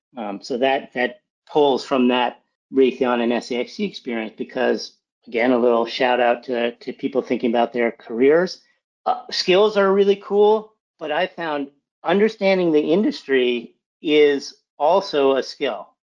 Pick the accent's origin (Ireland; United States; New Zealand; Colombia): United States; outside of Boston, Massachusetts; I was born in, in Massachusetts, outside of Boston